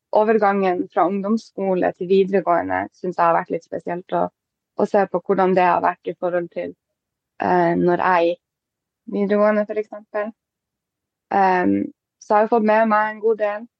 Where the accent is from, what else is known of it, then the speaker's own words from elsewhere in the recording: Båtsfjord, Finnmark, Norway; also born or lived in Honningsvåg; now in Alta, Norway; jeg er fra Båtsfjord, egentlig